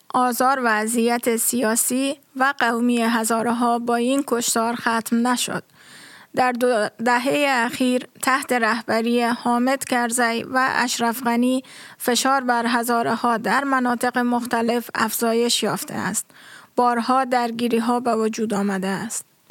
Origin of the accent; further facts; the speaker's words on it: Kabul, Afghanistan; moved away as an adult; also born or lived in Maidan Wardak; now in Berlin, Germany; از این قوم هستم که در میدان وردک به دنیا آمدم و در کابل بزرگ شدم